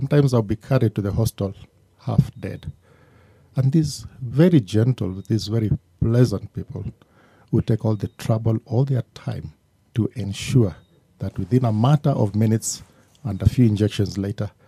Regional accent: Mombasa, Coast, Kenya; born there; I was born in Mombasa, Lady Grigg Maternity at the Coast General Hospital.

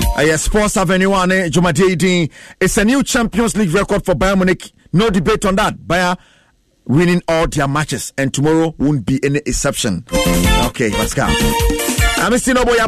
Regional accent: Abokobi, Greater Accra, Ghana; from Abokobi.

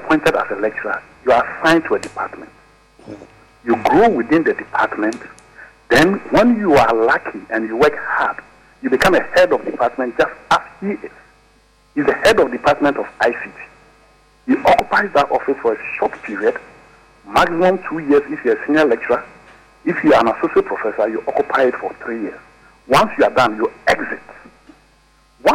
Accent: Ghana; Bupe, my hometown

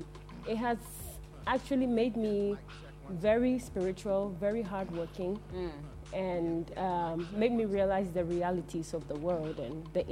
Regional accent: Germany; moved away as an adult; now in Ghana; growing up in Germany

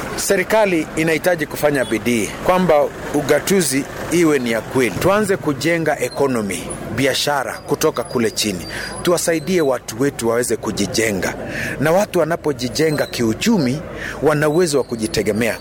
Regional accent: Kenya; sisi ni Wakenya

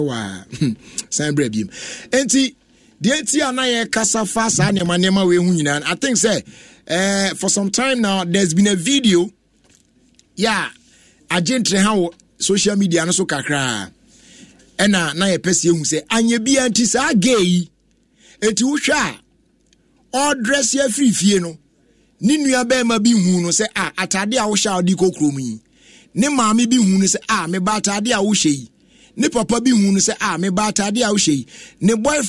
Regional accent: Tema, Greater Accra, Ghana; from Tema, New Town.

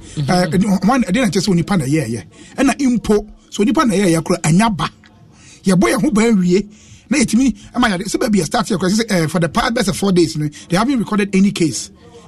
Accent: Netherlands; I have friends I'm from Netherlands

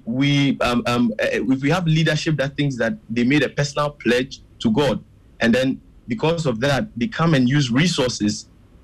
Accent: Ghana; as a Ghanaian

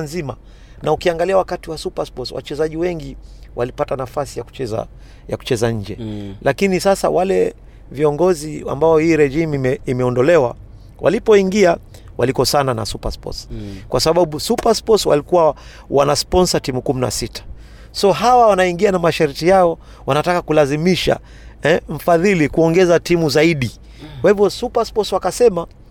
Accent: Kenya; sisi wa Kenya

